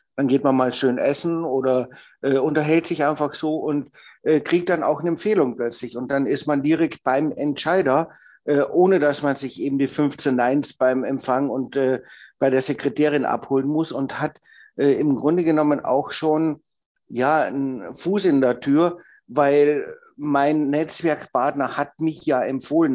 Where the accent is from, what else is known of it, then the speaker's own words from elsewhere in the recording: Austria; bin ja Österreicher und habe in Österreich Einzelhandelskaufmann gelernt